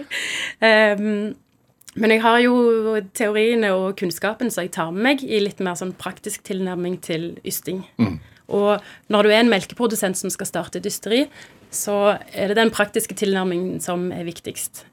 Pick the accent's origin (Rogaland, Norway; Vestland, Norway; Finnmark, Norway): Rogaland, Norway; Stavanger; moved away as an adult; also born or lived in Oslo; hjembyen min Stavanger